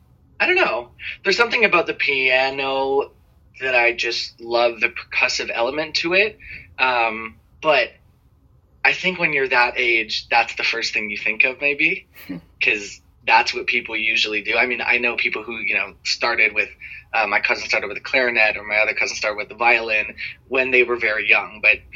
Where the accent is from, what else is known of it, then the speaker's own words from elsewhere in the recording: Toronto, Ontario, Canada; Well, I've lived in Toronto my whole life. Toronto's great. I love Toronto.